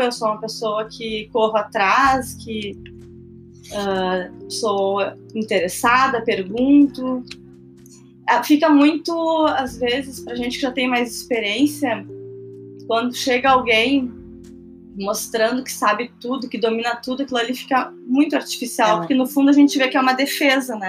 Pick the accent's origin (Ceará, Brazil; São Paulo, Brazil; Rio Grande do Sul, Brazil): Rio Grande do Sul, Brazil; Porto Alegre; sou de Porto Alegre